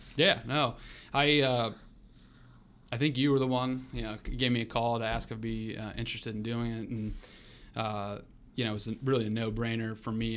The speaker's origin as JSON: {"language": "English", "town": "North Royalton", "region": "Ohio", "country": "United States", "tie": "born or raised there", "lives_now": "Columbus, United States", "said": "born and raised in the Cleveland area, North Royalton"}